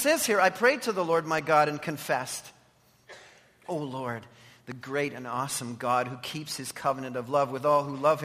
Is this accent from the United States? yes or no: no; Canada